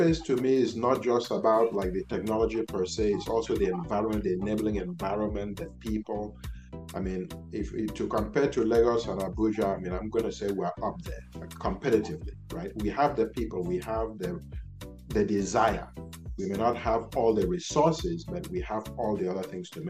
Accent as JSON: {"language": "English", "country": "United States", "tie": "born there", "said": "I was born in the United States. Many people don't know that."}